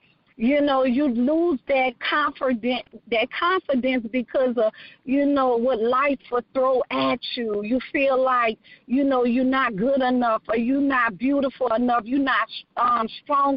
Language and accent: English; New Orleans, Louisiana, United States; now in Texas, United States; I am from New Orleans, Louisiana, born and raised